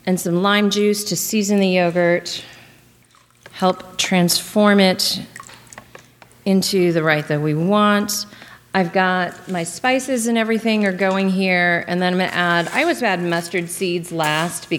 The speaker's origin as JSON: {"language": "English", "town": "Lexington", "region": "Kentucky", "country": "United States", "tie": "born or raised there", "said": "I grew up in Lexington, Kentucky"}